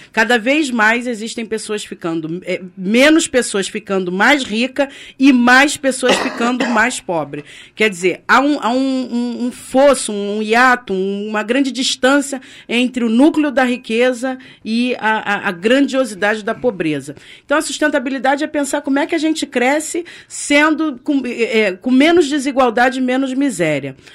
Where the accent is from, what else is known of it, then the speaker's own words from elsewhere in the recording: Rio de Janeiro, Brazil; nós que somos brasileiros e cariocas